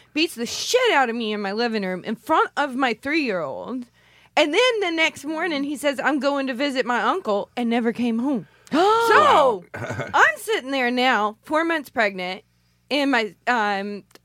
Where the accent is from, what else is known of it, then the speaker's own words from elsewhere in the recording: Owensboro, Kentucky, United States; moved away; I'm from Owensboro